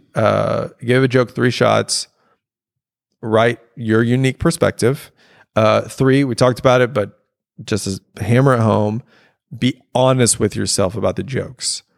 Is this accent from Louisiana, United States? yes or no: yes; Louisiana, United States; I have my specific life of growing up in Louisiana